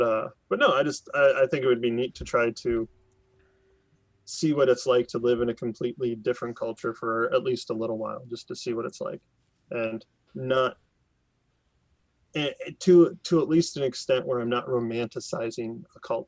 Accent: United States; I'm an American

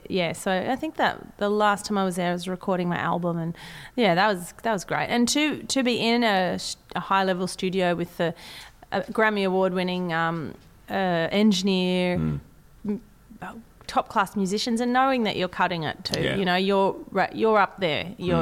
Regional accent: Sydney, New South Wales, Australia; accent: Australian; you know, my accent is Australian. Mm. You know, I don't. It's not even Sydney accent now. It's kind of like, where did I grow up? I don't know.

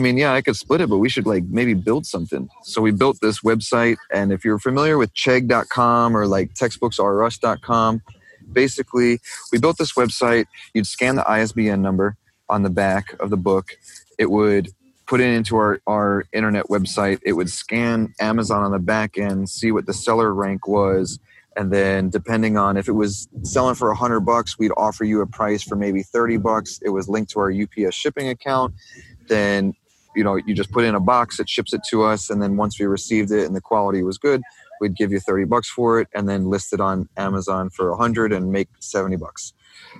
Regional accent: Kentucky, United States; moved away; also born or lived in New York / Brooklyn, New York; I'm originally from New York. I grew up in Kentucky and then moved back to New York

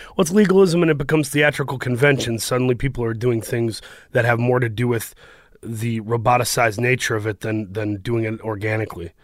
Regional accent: Saginaw, Michigan, United States; moved away as an adult; also born or lived in Los Angeles; I grew up in Saginaw, Michigan, uh, which is by Flint

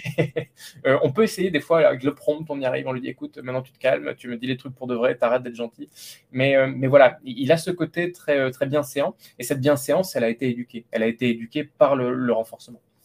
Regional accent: Lot, Occitania, France; now in Paris, France; je viens du Lot

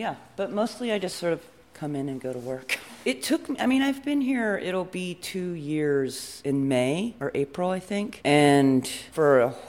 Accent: Oakland, California, United States; I'm proudly from Oakland, California

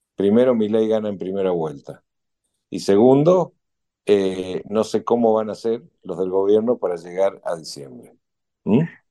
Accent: Argentina; merecemos los argentinos

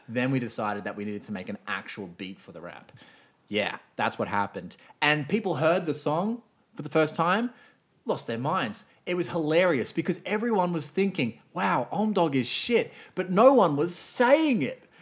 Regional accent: Australia; I'm Australian.

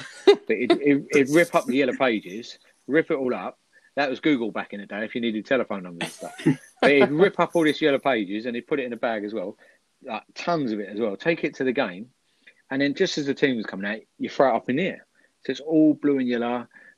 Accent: Essex, East of England, United Kingdom; moved away; I'm Essex, and I'm from Essex originally, so I can't pronounce him words.

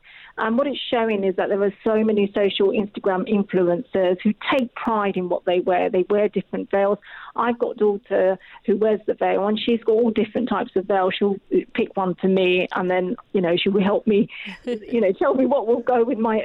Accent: Rochester, South East England, United Kingdom; also born or lived in Bangladesh; My family were the only family of colour on the street we lived in Rochester, in Kent

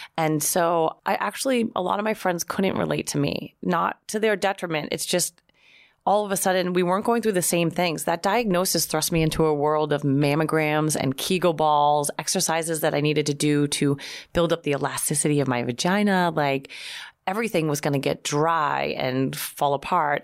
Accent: Boston, Massachusetts, United States; now in New York, United States; I'm from Boston

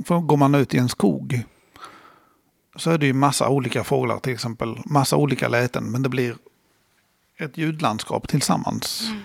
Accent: Östersund, Jämtland, Sweden; Jag var från Östersund, varsågod.

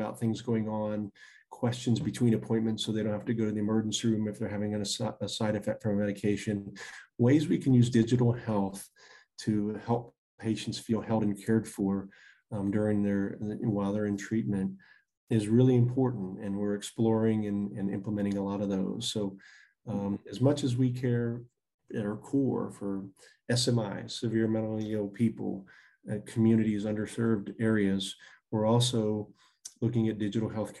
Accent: Virginia, United States; even rural areas in Virginia, my home state

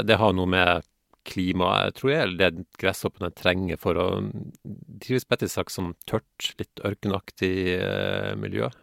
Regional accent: Northern Norway, Norway; moved away; also born or lived in Haugesund; jeg vokste opp i Nord-Norge

